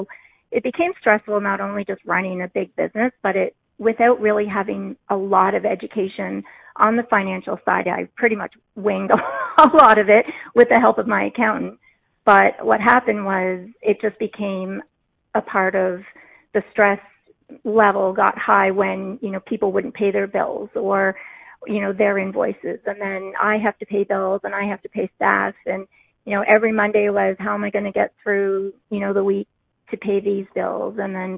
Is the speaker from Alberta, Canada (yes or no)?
no; Newfoundland and Labrador, Canada; accent: Newfoundland; I am told a lot of the time that I don't have one, a Newfoundland accent, but I always like to say if I have a couple glasses of wine, then the accent becomes a little bit more prevalent.